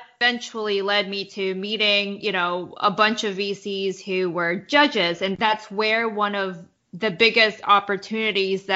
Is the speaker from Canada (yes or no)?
yes; Winnipeg, Manitoba, Canada; moved away as an adult; now in New York, United States; I'm from Winnipeg, went to undergrad and started my career there before moving to New York